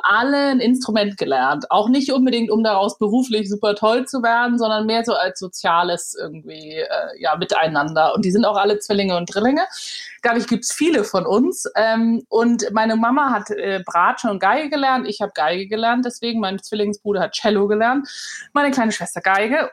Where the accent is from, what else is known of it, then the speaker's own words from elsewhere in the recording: Hamburg, Germany; moved away as an adult; Hamburg geboren und auch Abi gemacht. Ich bin dann mhm. sehr früh mit 19 aus Hamburg raus